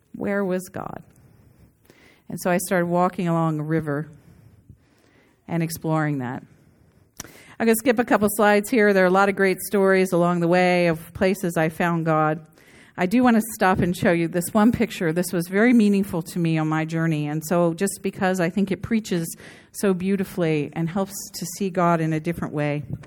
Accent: a big East Coast city, United States; moved away; also born or lived in Scottsdale, Arizona / Santa Barbara, California; growing up in the nineteen sixties in a very family-oriented place in a big East Coast city

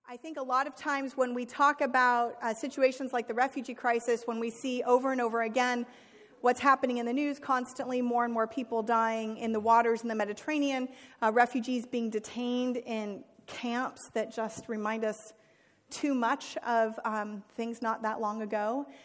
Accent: United States; as American Christians

